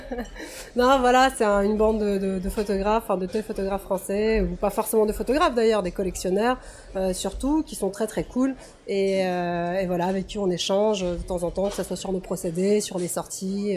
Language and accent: French; Russia; now in France; je suis née en Russie soviétique, j'ai grandi en Russie post-soviétique